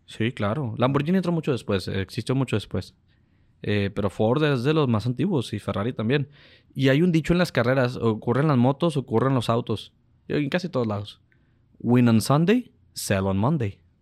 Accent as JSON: {"language": "Spanish", "country": "Mexico", "said": "nosotros somos mexicanos"}